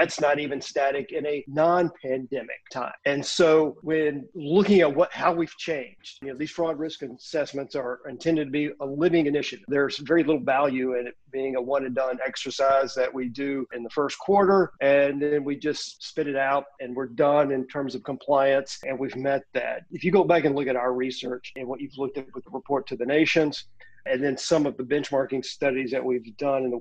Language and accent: English; Louisiana, United States; my home state of Louisiana